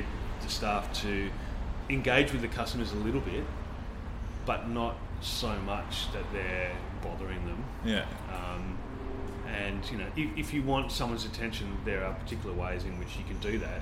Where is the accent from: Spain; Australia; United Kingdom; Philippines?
Australia; Sydney, New South Wales; my experience from growing up in Sydney